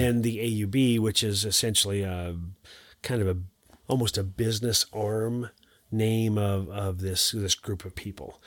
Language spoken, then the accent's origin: English; Montana, United States; I'm from Montana